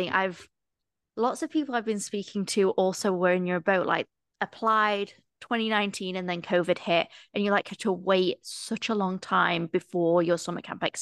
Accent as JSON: {"language": "English", "area": "near Nottingham", "region": "East Midlands", "country": "United Kingdom", "said": "I'm from just outside of Nottingham"}